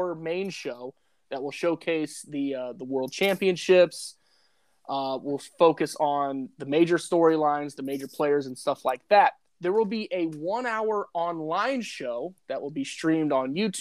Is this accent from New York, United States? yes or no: no; Indianapolis, Indiana, United States; I'm born and raised in Indianapolis, Indiana